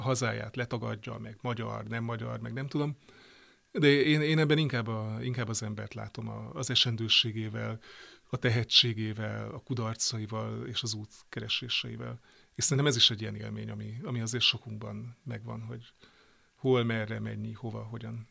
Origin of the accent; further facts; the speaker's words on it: Great Hungarian Plain, Hungary; Én ugye Alföldi vagyok